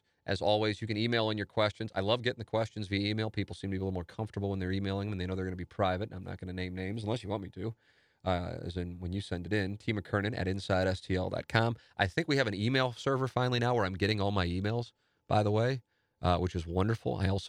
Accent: Washington, United States; it's not the kind of person that I want representing my home state in Washington in the Senate.

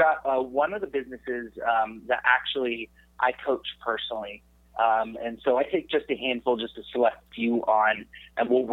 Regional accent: San Jose, California, United States; also born or lived in Arizona; I was born and raised in San Jose, California

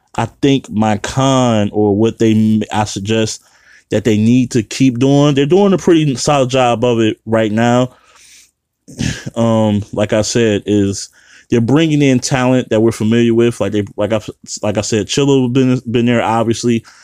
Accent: Midwest, United States; born or raised there

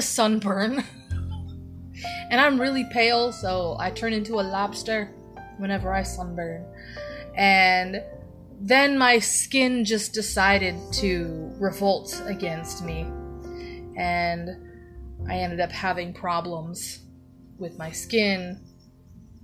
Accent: Ohio, United States; in my hometown in Ohio

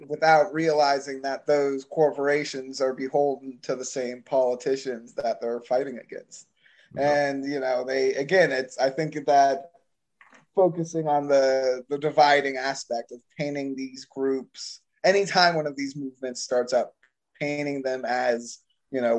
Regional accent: Florida, United States; I'm from Florida

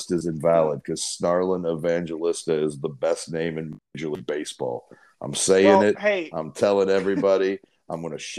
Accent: Euless, Texas, United States; And I'm pretty decent with those the being from Euless, Texas.

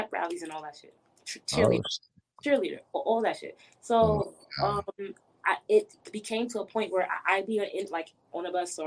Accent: New York City, New York, United States; moved away as an adult; now in Atlanta, United States; I'm from Brooklyn, New York.

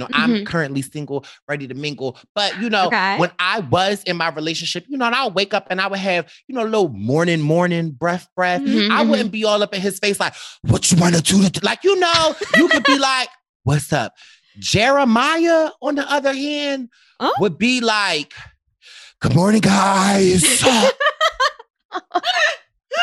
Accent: Philadelphia, Pennsylvania, United States; I'm from Philly

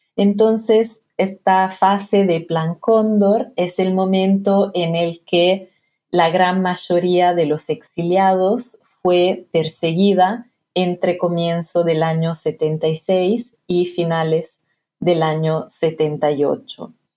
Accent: Piedmont, Italy; Spanish is a second language; moved away as an adult; also born or lived in Argentina; now in United Kingdom; donde nací, en Italia, en la región de Piemonte

